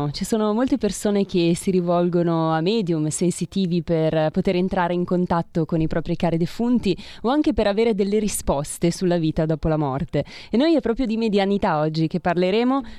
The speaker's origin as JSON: {"language": "Italian", "town": "Ponteranica", "region": "Lombardy", "country": "Italy", "said": "Nella mia terra."}